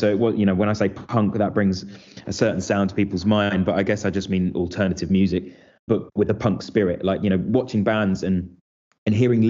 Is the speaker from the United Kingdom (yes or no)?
yes; St Albans, East of England, United Kingdom; moved away as an adult; now in London, United Kingdom; I'm from St Albans, which is essentially a city just outside London, just in the north of London